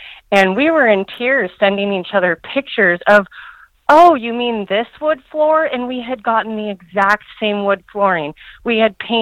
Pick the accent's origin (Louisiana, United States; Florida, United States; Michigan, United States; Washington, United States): Washington, United States; also born or lived in Southern California; now in Kennewick, United States; I live and have raised my family in Kennewick, Washington, which is across the state from where I grew up